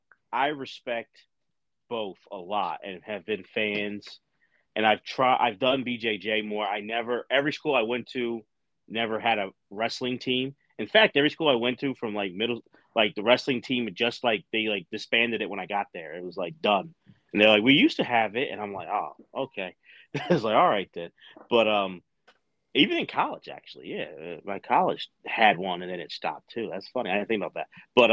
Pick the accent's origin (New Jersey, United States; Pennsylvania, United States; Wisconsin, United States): Pennsylvania, United States; Philadelphia; I'm like right outside of Philadelphia. Like I'm from Philly, but live in that side